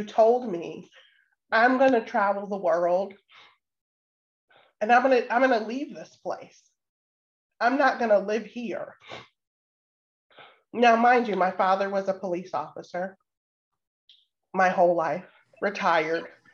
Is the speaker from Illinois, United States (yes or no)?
yes; Waukegan, Illinois, United States; I grew up in Waukegan, Illinois, so just about an hour and a half north.